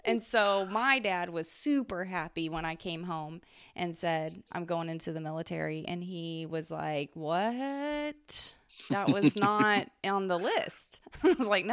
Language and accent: English; Southeast Texas, United States; growing up in Southeast Texas